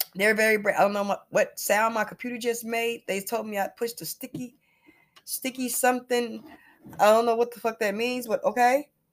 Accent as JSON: {"language": "English", "town": "Chicago", "region": "Illinois", "country": "United States", "said": "I'm from the west side of Chicago"}